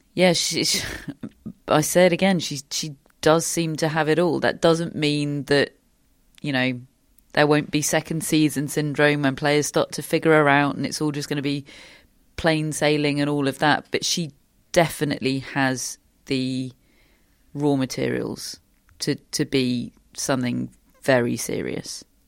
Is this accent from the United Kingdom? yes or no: yes; United Kingdom; we're so programmed as British sports fans